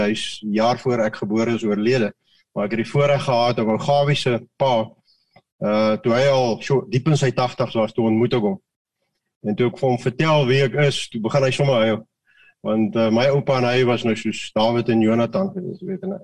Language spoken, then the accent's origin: Afrikaans; Mauritius; now in South Africa; Ek kom uit Mauritius uit wat wat wat 50% Hindus